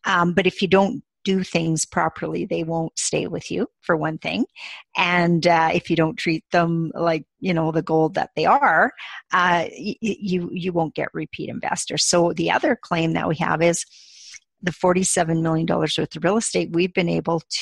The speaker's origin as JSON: {"language": "English", "country": "Canada", "said": "we're from Canada"}